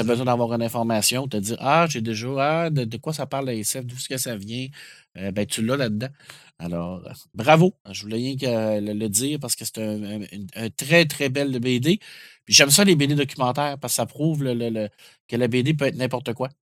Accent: Quebec, Canada; je suis québécois en plus

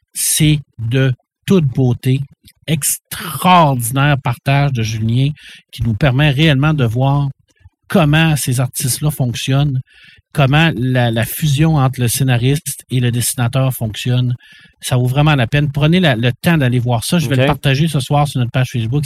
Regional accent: Quebec, Canada; on peut rien être fier de ça en tant que Québécois

